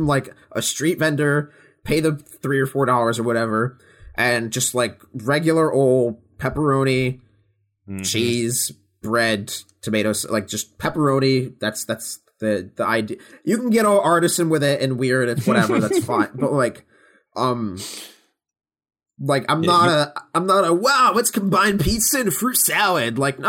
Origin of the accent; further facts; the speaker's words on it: New York, United States; I'm from New York